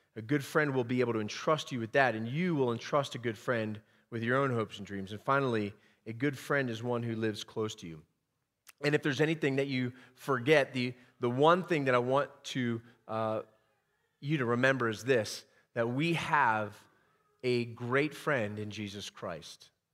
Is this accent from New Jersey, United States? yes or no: no; Pennsylvania, United States; moved away; I'm from the great state of Pennsylvania